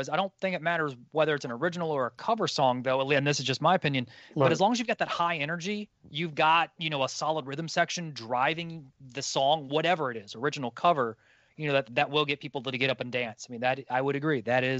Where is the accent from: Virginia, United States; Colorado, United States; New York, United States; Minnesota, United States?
Virginia, United States; Hampton Roads area; born and raised in the Hampton Roads area, never really left. I mean, I've traveled other places and stuff, but you know, so the only real music scene that I've truly known has been this local one.